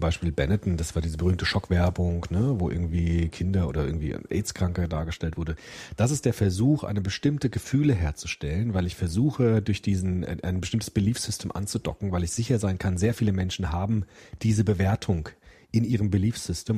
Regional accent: Frankfurt, Hesse, Germany; Frankfurt, mein Heimatdorf

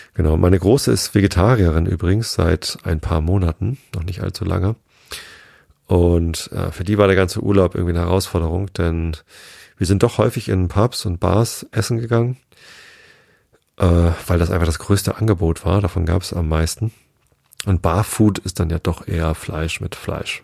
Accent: Germany; bei uns in Deutschland

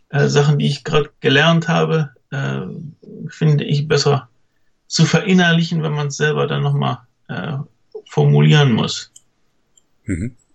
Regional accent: Cologne, North Rhine-Westphalia, Germany; born there; meine Eltern äh, waren nicht aus Köln, sind nur zugezogen. Mhm. Und irgendwie habe ich den lokalen Akzent nicht so richtig aufgeschnappt.

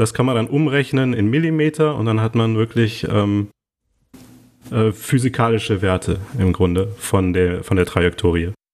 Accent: Neuss, North Rhine-Westphalia, Germany; moved away as an adult; also born or lived in Cologne; now in Lisbon, Portugal; ich bin ja gebürtig aus Neuss

